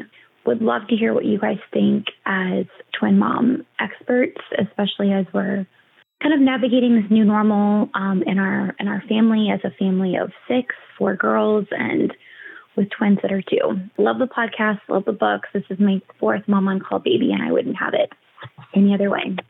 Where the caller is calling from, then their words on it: Dunwoody, Georgia, United States; I'm calling from Dunwoody, Georgia. I am a mom to 4 girls.